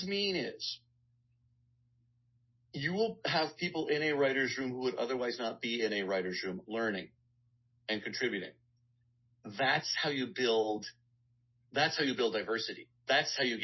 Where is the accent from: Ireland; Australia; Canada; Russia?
Canada; Guelph, Ontario; moved away as an adult; now in Los Angeles, United States; I'm from Guelph, Ontario, Canada